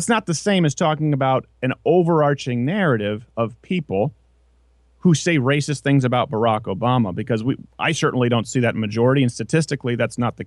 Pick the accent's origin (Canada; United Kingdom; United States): Canada; Quebec; moved away; I grew up in French Canada.